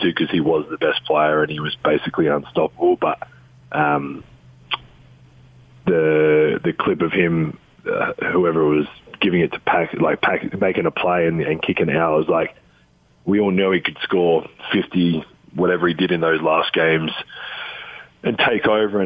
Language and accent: English; Adelaide, South Australia, Australia; moved away as an adult; now in United States; the Adelaide 36ers, my hometown team